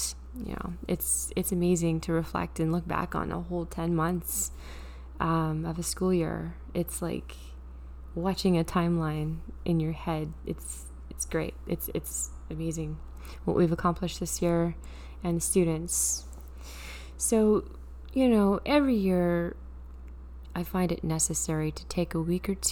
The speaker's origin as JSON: {"language": "English", "country": "Canada", "said": "being a Canadian citizen"}